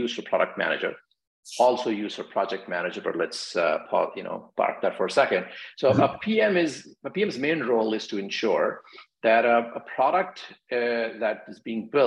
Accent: New Delhi, Delhi, India; moved away as an adult; also born or lived in Virginia, United States / Seattle, United States / San Francisco Bay Area, United States; now in Washington, D.C., United States; I grew up in India, New Delhi, and I migrated to the US in early 2000s to go to grad school at Virginia Tech.

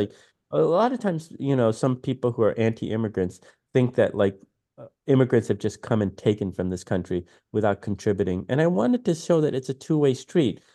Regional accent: Detroit, Michigan, United States; moved away as an adult; also born or lived in New York City; growing up in Detroit

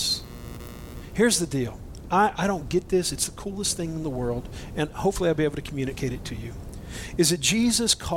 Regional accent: Boise, Idaho, United States; I'm from Boise

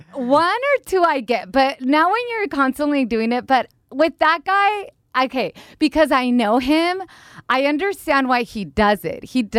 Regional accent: Mexico; also born or lived in United States; even though I was born here in the United States of America, I did live 8 years in a small town in Mexico with my grandmother and my dad's side of the family

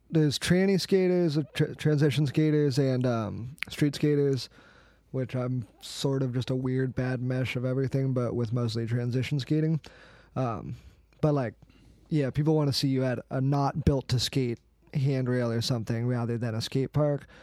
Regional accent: East Valley, Arizona, United States; I'm from Arizona. I've lived in the East Valley my whole life

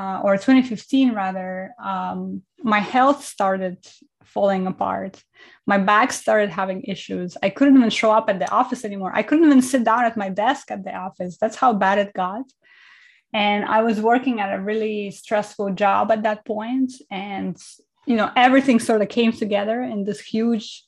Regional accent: Estonia; moved away; also born or lived in Kazakhstan; I was born in Kazakhstan, Central Asia, and I grew up in Estonia

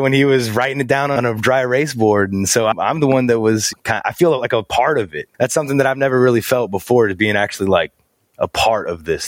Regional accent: Alabama, United States; I'm from Alabama

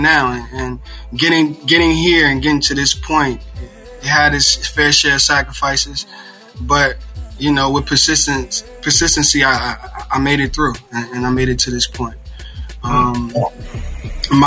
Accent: Philadelphia, Pennsylvania, United States; moved away; also born or lived in Newark, New Jersey; born and raised in West Philadelphia

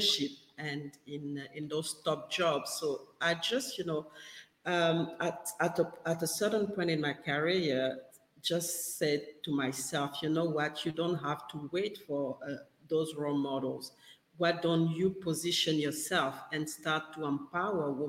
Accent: Gabon; English is a second language; moved away as an adult; now in Perth, Australia; I'm based in Perth in Australia, and I'm actually originally from West Africa in Gabon.

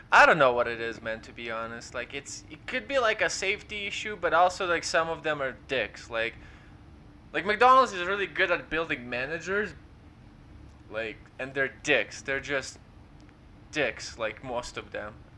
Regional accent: Ukraine; English is a second language; now in London, Canada; we're Ukrainian

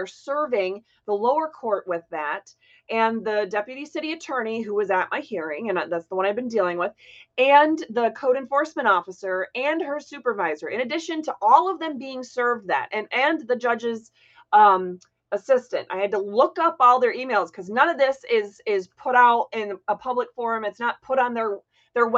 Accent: Florida, United States; also born or lived in Hancock, Michigan; I grew up in Florida

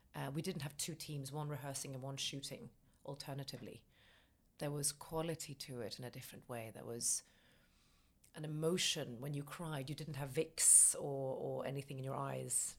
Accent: Stockholm, Stockholm County, Sweden; moved away as an adult; now in United Kingdom; I'm from Sweden, born in Stockholm

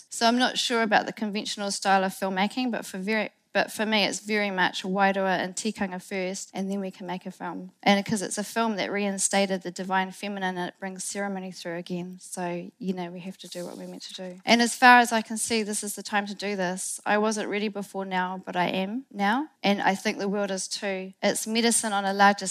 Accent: Rawaka, Tasman, New Zealand; moved away; my hometown at an incredible magical place called Ruwaka

